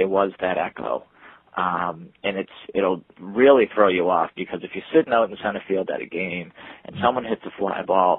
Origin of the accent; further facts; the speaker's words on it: Boston, Massachusetts, United States; I was from Boston